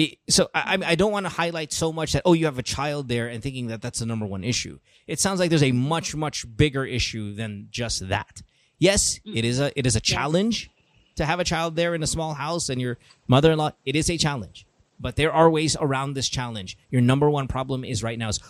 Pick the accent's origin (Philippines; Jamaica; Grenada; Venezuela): Philippines; we're Filipino